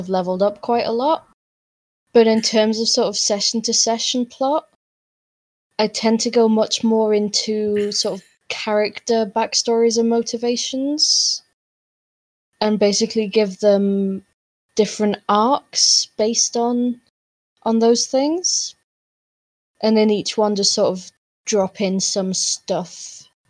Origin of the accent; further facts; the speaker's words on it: United Kingdom; we're British